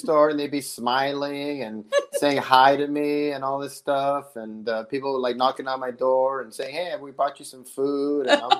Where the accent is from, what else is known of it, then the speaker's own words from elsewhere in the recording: Los Angeles, California, United States; moved away as an adult; also born or lived in Las Vegas, Nevada; now in Charlotte, United States; I was born and raised in Los Angeles. I lived there for 25 years. 2001, I moved to Las Vegas, lived there for 5 years.